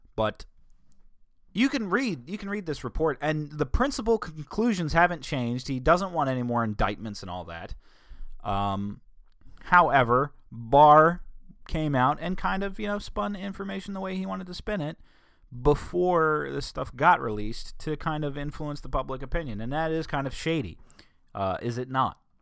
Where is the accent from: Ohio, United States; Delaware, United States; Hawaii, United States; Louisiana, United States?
Delaware, United States; New Castle County; accent: northern Delawarean; they will know I'm from Newcastle County. They will know that I am from up north. They will know I'm a northern Delawarean